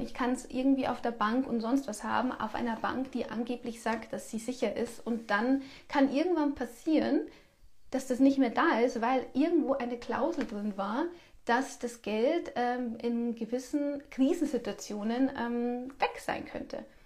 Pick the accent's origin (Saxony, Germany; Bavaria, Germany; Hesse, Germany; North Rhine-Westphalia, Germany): Bavaria, Germany; bei uns in Bayern